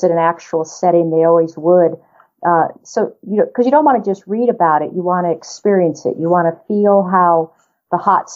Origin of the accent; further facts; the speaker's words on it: New Mexico, United States; also born or lived in southern Colorado; now in Colorado, United States; I grew up in New Mexico, and as did most of my family, in fact, and I now live in southern Colorado